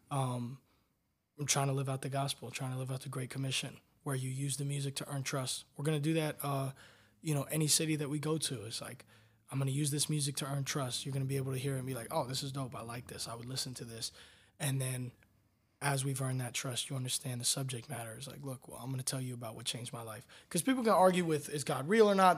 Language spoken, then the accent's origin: English; Tampa, Florida, United States; I'm from Tampa, Florida